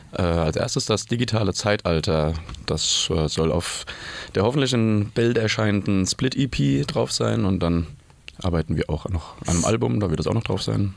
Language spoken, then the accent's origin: German; Mainz, Rhineland-Palatinate, Germany; now in Berlin, Germany; ich komme ursprünglich aus Mainz